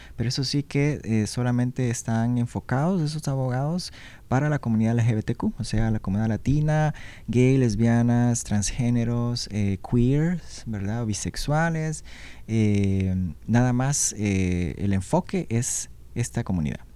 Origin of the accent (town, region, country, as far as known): Honduras; born or raised there; now in Washington, United States